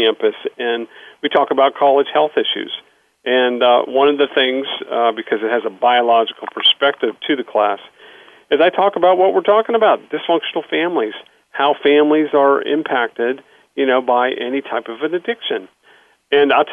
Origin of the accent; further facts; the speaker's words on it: Pittsburgh, Pennsylvania, United States; I grew up in Pittsburgh, so I do have a little accent